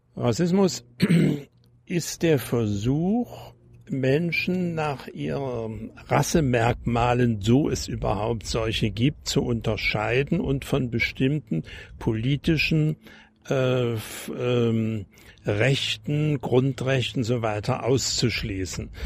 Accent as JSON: {"language": "German", "area": "GDR", "region": "East Germany", "country": "Germany", "also_born_or_lived": "Hesse", "moved": "as an adult", "lives_now": "Potsdam, Germany", "said": "ich bin als Deutscher nach Deutschland gegangen und nicht als Flüchtling"}